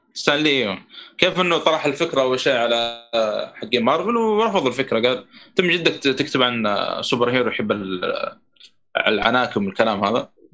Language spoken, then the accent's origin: Arabic; Saudi Arabia; عندنا في السعوديه